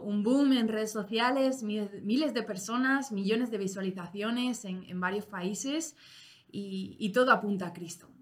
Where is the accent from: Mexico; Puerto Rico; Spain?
Spain; Yo, como española